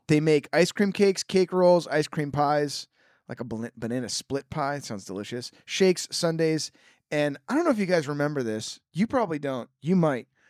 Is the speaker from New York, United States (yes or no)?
no; Petaluma, California, United States; born or raised there